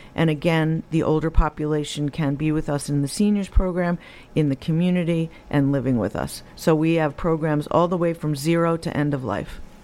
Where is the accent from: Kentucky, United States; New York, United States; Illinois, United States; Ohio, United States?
New York, United States; Rockland County; I'm homegrown. I was born and raised in Rockland County